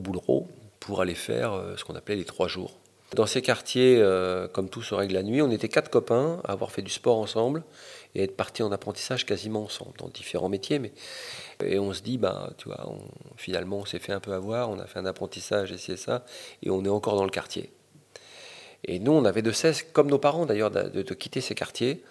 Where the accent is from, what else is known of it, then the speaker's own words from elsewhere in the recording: Paris, Île-de-France, France; also born or lived in Fontenay-sous-Bois; du 20e arrondissement, de, la cité du 140, et puis après de la cité des Bollabé ou des Boulereaux, ou du Val de Fontenay